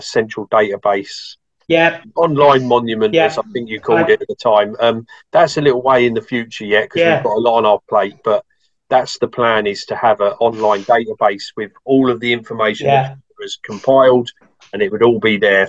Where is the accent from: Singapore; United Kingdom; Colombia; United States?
United Kingdom; Folkestone, South East England; my hometown of Folkestone